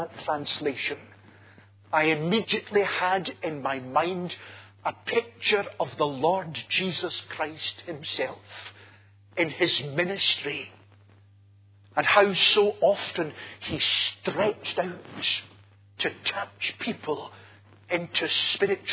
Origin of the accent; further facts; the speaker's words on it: Glasgow, Scotland, United Kingdom; I'm a Glaswegian